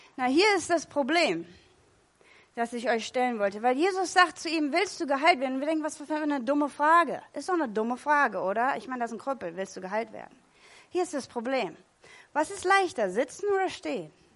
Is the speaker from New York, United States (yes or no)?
no; California, United States; moved away; Ich komme aus Kalifornien